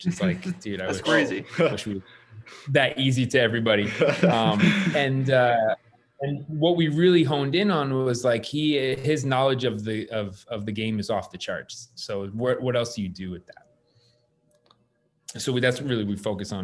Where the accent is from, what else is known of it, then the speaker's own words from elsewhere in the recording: Connecticut, United States; moved away as an adult; now in Los Angeles, United States; I grew up in Connecticut, actually. So that I immigrated to LA.